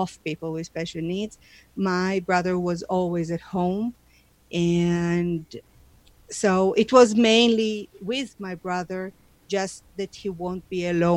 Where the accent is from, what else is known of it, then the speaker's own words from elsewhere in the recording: Israel; moved away as an adult; now in Calgary, Canada; I was born in Israel, and I'm the youngest of three children